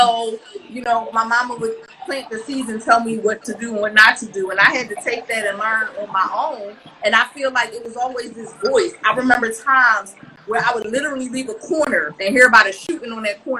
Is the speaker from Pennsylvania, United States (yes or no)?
yes; Philadelphia, Pennsylvania, United States; it was rough growing up in North Philly